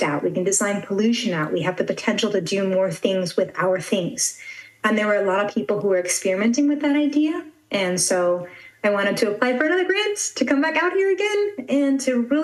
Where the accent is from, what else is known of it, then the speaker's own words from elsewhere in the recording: San Diego, California, United States; moved away as an adult; now in Kaohsiung, Taiwan; I actually grew up in San Diego, California